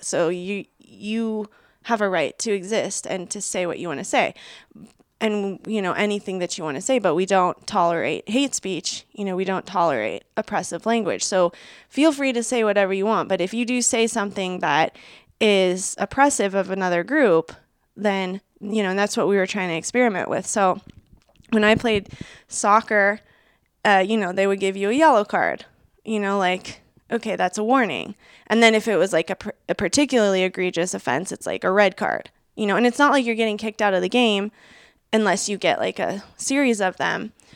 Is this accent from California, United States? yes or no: no; Seattle, Washington, United States; I grew up in Seattle